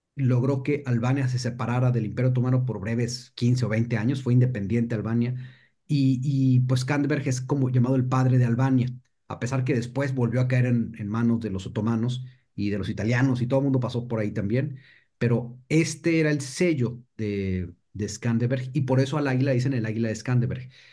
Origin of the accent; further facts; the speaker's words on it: Mexico; siendo mexicano